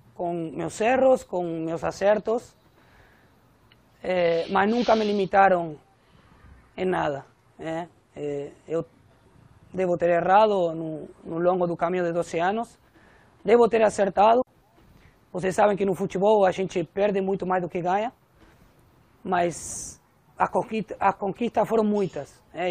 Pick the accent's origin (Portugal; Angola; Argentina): Argentina; Portuguese is a second language; moved away as an adult; now in Brazil; o argentino, obviamente, por ter nascido na minha terra